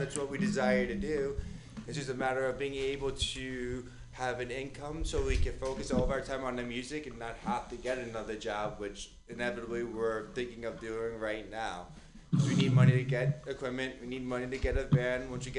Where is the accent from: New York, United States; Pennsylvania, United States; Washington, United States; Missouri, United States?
New York, United States; moved away; I'm a New Yorker